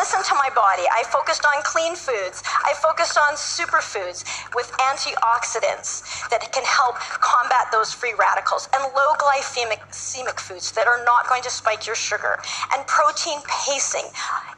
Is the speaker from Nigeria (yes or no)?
no; Canada; I'm from Canada